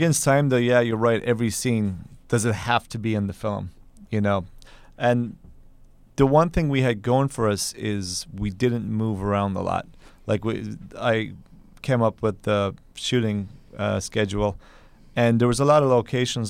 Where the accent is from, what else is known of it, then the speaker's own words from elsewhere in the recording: Kerry, Munster, Ireland; now in New York, United States; I'm from Ireland originally, and, uh, I, I'm from a place called Kerry